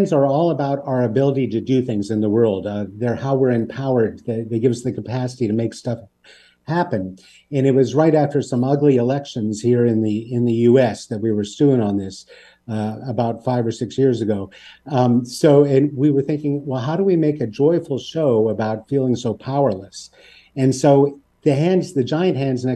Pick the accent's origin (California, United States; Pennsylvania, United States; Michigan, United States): Pennsylvania, United States; Pittsburgh; We're from Pittsburgh, a town very like Hamilton in many ways.